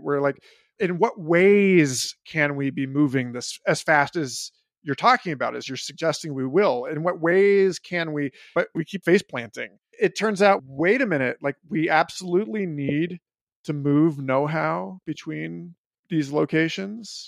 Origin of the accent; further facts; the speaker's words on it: New York City, New York, United States; as a New Yorker